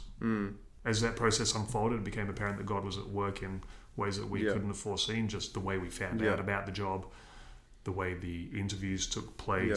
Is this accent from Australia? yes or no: yes; Australia; moved away as an adult; also born or lived in Seoul, South Korea / Exeter, United Kingdom; I'm an Aussie